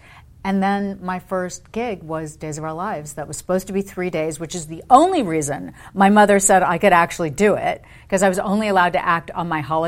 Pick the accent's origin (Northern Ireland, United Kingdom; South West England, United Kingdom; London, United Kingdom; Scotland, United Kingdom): London, United Kingdom; And then at BBC, while I grew up in London, he was head of specials for BBC television.